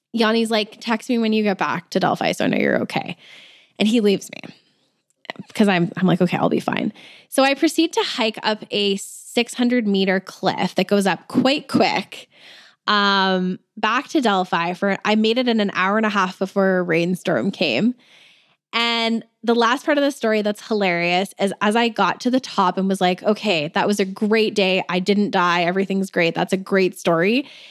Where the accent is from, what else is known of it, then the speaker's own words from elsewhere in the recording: Alberta, Canada; I'm from Alberta